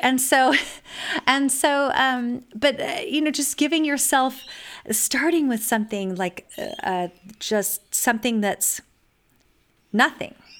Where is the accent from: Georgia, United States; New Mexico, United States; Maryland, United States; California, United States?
California, United States; also born or lived in eastern US; now in Texas, United States; I was raised in California and spent many years in the eastern U S, and now I live in Texas.